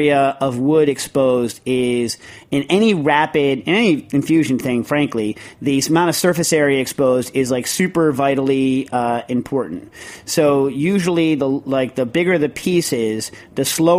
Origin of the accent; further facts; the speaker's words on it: New York, United States; I'm a New Yorker